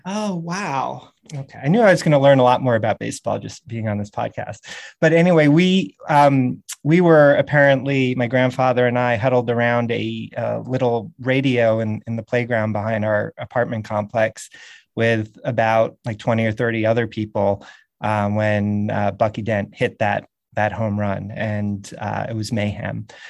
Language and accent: English; New York City, New York, United States; also born or lived in Montreal; I was born in Montreal, but, uh, really grew up in New York City